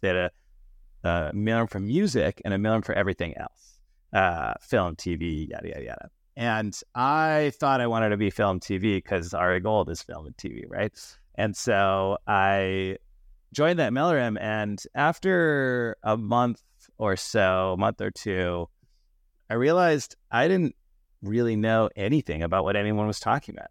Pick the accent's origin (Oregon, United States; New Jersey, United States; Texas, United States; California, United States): California, United States; Danville; also born or lived in Yale; I grew up in a small town uh, in the East Bay Area called Danville